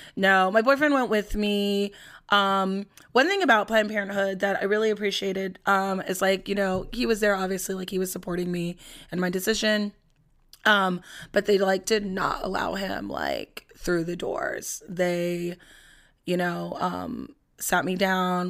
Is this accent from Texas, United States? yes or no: no; Los Angeles, California, United States; I'm from Los Angeles